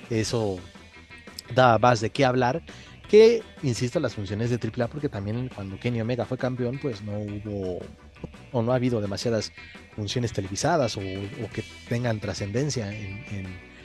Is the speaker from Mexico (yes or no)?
yes; Mexico